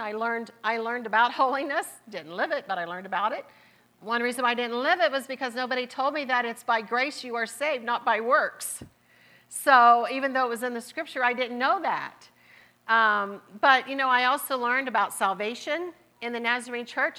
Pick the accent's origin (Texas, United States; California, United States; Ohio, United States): Ohio, United States; Marietta; accent: southern; I was born and raised in Marietta, Ohio